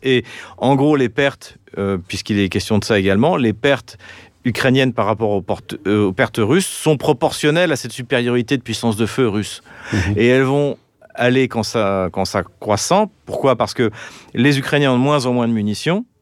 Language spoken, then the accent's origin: French; France; nous, en tant que Français